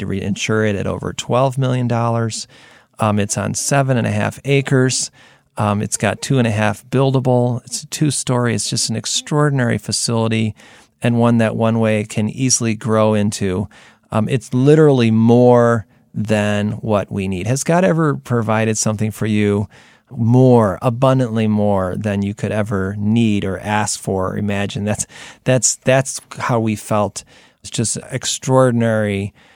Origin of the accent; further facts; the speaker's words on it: United States; especially as an American, buildings are like big deal